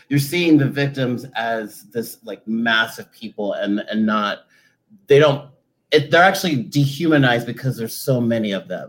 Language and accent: English; Charleston, South Carolina, United States; from Charleston, South Carolina